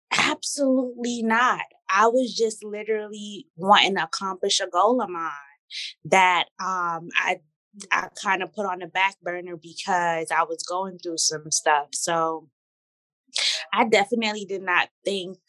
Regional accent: New York City, New York, United States; also born or lived in Torrance, California; I was raised in Brooklyn since I'm 10 months

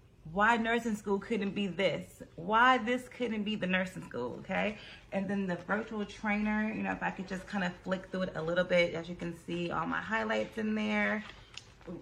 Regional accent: California, United States; I'm from California

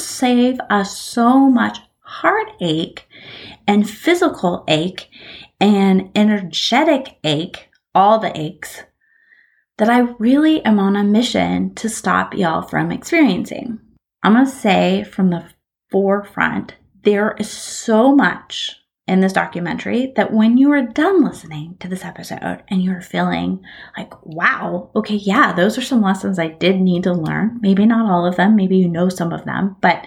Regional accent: Bakersfield, California, United States; I grew up in Bakersfield, California

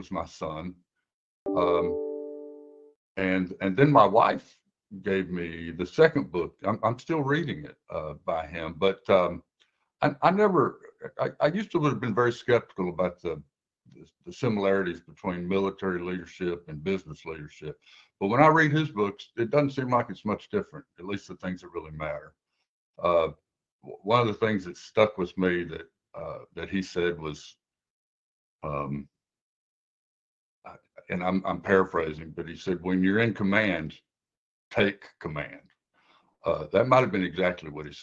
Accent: Waverly, Tennessee, United States; moved away as an adult; now in St. Louis, United States; I grew up in Tennessee, went to University of Tennessee, got my architect's degree, moved to St. Louis for 3 years

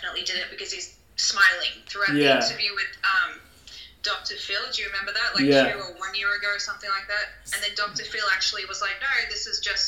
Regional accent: Australia; growing up in Australia

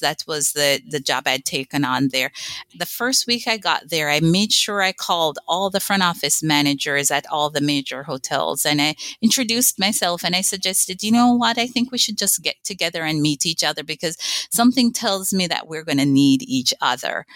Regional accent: Jamaica; moved away as an adult; I grew up on an island in the Caribbean, Jamaica

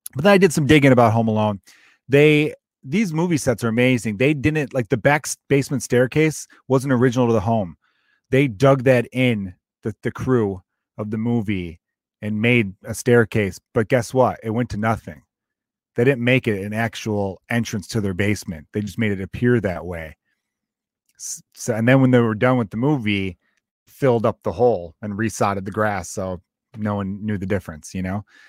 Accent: United States

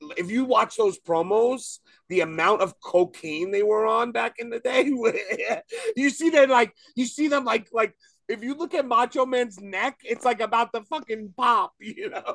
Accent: New York City, New York, United States; now in Long Island, United States; I grew up in Brooklyn my whole life. You know, I just moved out to Long Island.

